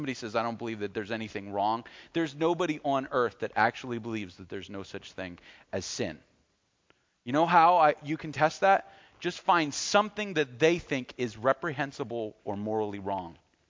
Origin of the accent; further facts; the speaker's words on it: United States